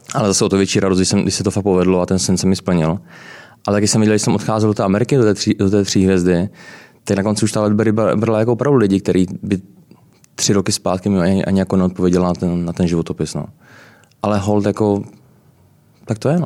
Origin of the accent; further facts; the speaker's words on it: Brno, South Moravian Region, Czechia; moved away as an adult; also born or lived in London, United Kingdom / United States; now in Prague, Czech Republic; já jsem z Brna. Uh, a pocházím z Brna. Uh, vlastně začínal jsem uh, na učiliště v Brně